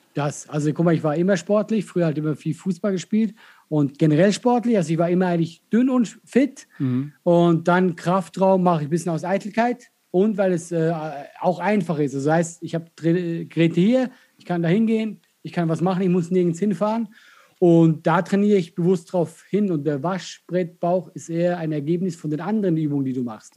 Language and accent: German; Switzerland; accent: Swiss; first language Swiss German; moved away as an adult; now in Germany; ich bin in der Schweiz groß geworden, bis 20, ich, ist meine Muttersprache. Ich rede mit meiner Familie Schweizerdeutsch